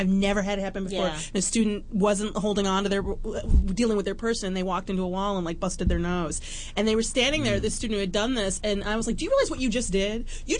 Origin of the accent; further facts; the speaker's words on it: Detroit, Michigan, United States; also born or lived in Toronto / Chicago; now in West Hollywood, United States; I grew up in Detroit.